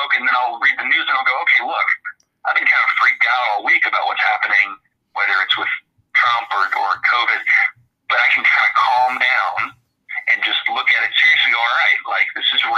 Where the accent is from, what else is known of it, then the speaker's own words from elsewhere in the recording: Texas, United States; moved away; I'm from Texas originally